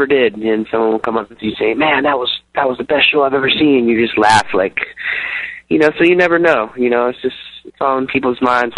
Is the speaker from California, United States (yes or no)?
yes; San Diego, California, United States; We're down from San Diego, like 10, 15 minutes from the Mexican border.